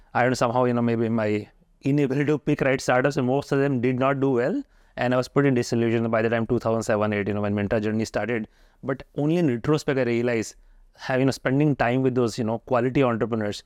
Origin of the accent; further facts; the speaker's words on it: Haridwar, Uttarakhand, India; I'm also from Western U P, Haridwar